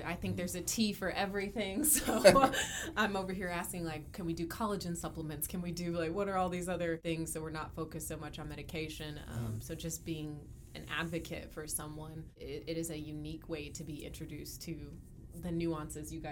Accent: Dallas, Texas, United States; I born and raised in Dallas

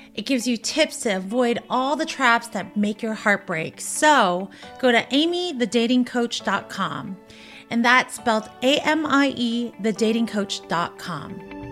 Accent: Orange County, California, United States; I grew up in Orange County in the suburban neighborhood

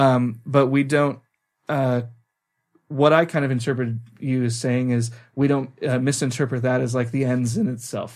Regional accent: California, United States; moved away as an adult; now in Norway; we're from California

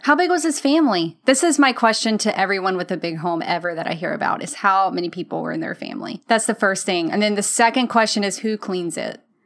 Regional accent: Mississippi Delta, United States; now in Memphis, United States; I'm from the Mississippi Delta

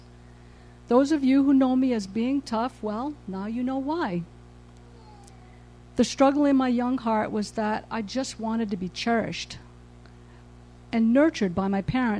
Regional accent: New England, United States; I was born in New England into a large family of 15 children

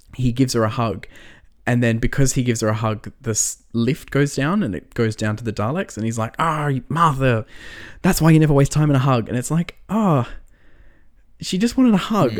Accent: Australia; we're Australian, right? We don't get taught American history at school.

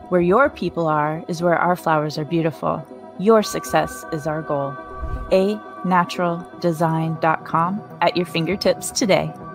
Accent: Iran; moved away; I was born in Iran at, at a time where Iran was at war with Iraq.

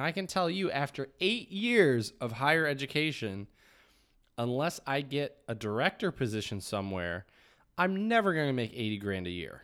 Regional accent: United States; I grew up in the United States

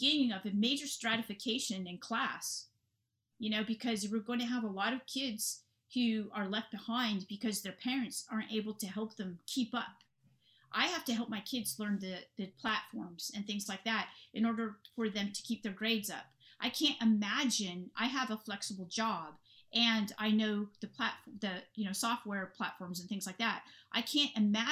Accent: Silicon Valley, California, United States; I'm from California in the Silicon Valley region

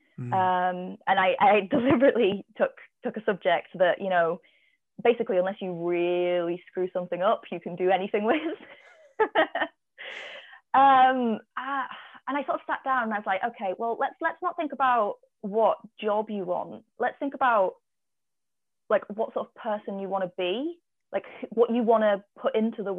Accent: Cumbria, North West England, United Kingdom; growing up in Cumbria

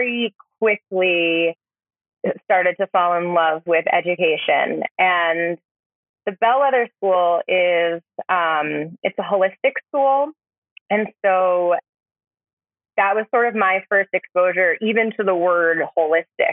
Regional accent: Vermont, United States; also born or lived in New York; Growing up in Vermont

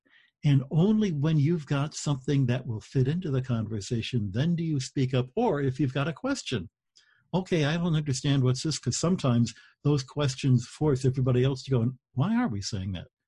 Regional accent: Detroit, Michigan, United States; I grew up in Detroit

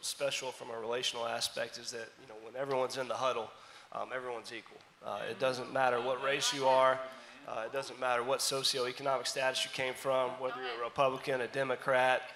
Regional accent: Charlotte, North Carolina, United States; moved away as an adult; also born or lived in Spartanburg, South Carolina / Richmond; now in Murray, United States; I'm from Charlotte, North Carolina.

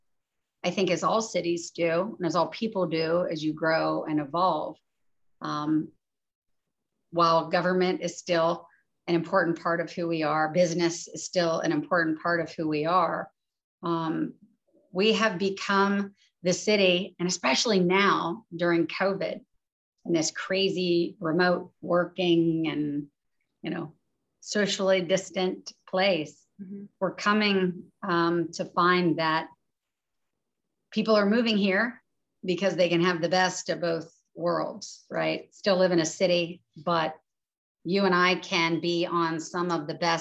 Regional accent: Charleston, West Virginia, United States; we grew up here in Charleston.

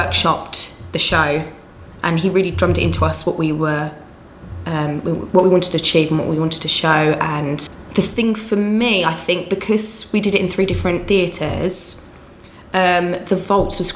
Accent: Essex, East of England, United Kingdom; accent: Essex; my Essex accent

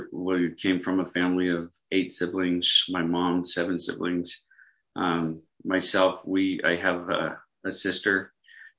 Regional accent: Mesa, Arizona, United States; now in Holbrook, United States; I grew up in Mesa, Arizona

